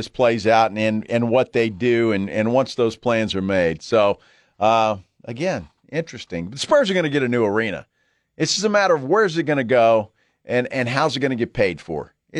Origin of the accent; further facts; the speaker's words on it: Alice, Texas, United States; I grew up in Alice.